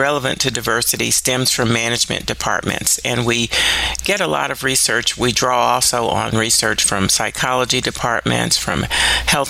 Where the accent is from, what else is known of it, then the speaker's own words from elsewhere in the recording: Louisiana, United States; When I was about five, growing up in Louisiana